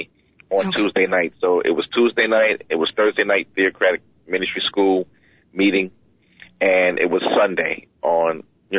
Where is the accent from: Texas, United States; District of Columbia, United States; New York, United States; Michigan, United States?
New York, United States; New York City; moved away; I'm from Queens. Boulevard at 12th Road.